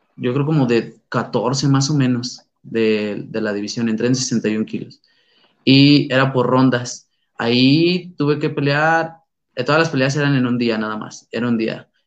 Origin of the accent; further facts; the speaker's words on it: San Luis Potosí, Mexico; soy originario de San Luis Potosí, la capital